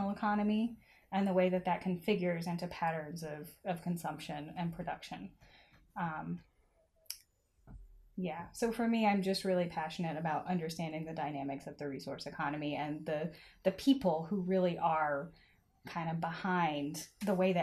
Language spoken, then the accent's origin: English; Arkansas, United States; I am from the Mississippi Delta region of Northeast Arkansas